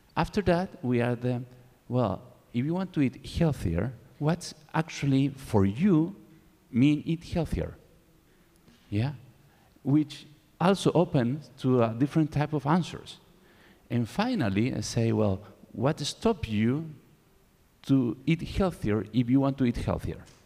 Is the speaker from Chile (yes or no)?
yes; Chile; English is a second language; I am from Chile